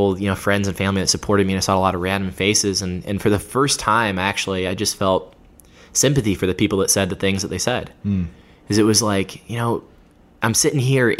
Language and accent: English; Georgia, United States; the state of Georgia, in my home state. I live outside of Atlanta